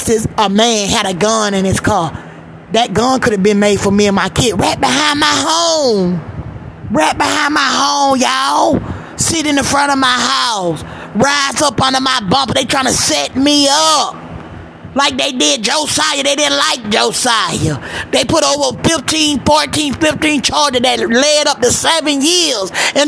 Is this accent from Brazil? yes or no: no; Georgia, United States; now in California, United States; I'm from Georgia